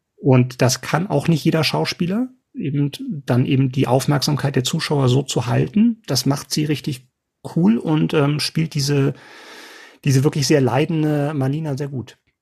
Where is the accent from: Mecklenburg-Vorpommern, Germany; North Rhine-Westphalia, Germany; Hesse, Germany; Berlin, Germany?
Berlin, Germany; ich bin ja gespannt als Berliner